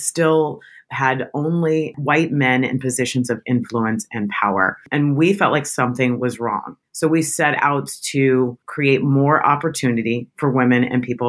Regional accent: Tampa, Florida, United States; also born or lived in Michigan; now in New York City, United States; I'm from Tampa, Florida, which is the South

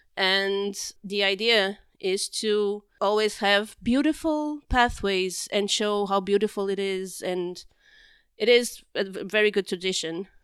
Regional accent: Porto, Norte, Portugal; being born and raised in Porto when it wasn't as touristy as it is now

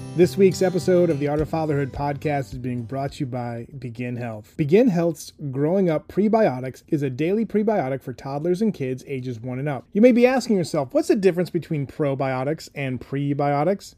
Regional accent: New Hampshire, United States; moved away; I grew up in New Hampshire

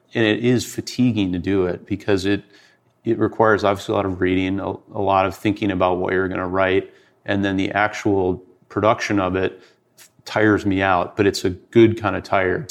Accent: Detroit, Michigan, United States; I grew up in Detroit.

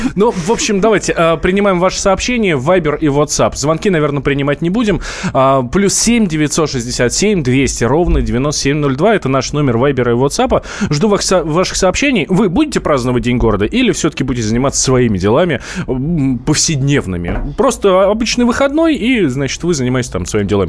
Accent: Moscow, Russia; мы как москвичи

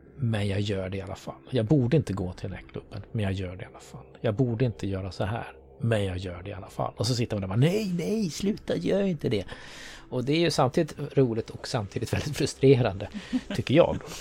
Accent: Sweden; Jag är ju född och uppväxt i Sverige

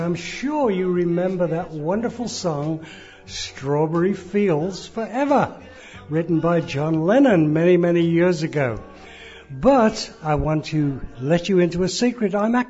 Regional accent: Nigeria; I was born in Nigeria. She's from South Africa. I'm from West Africa.

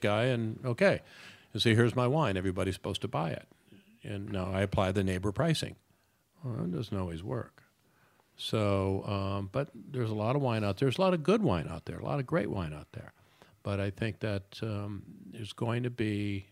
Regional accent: Detroit, Michigan, United States; moved away; I'm a kid from Detroit

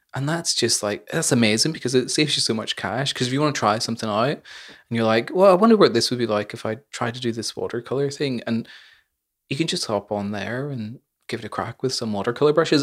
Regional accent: Northern Ireland, United Kingdom; growing up in Northern Ireland

